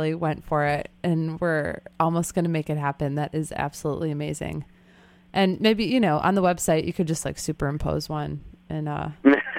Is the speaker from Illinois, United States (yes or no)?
yes; Chicago, Illinois, United States; I grew up in Chicago